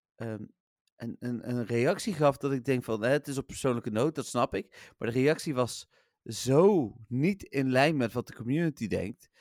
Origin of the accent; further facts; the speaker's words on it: Eindhoven, North Brabant, Netherlands; ik kom uit Eindhoven, ik ben PSV-supporter